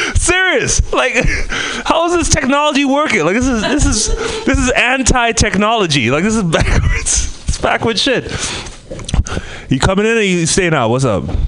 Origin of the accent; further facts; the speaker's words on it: Trinidad & Tobago; moved away; I'm from the Caribbean, Trinidad and Tobago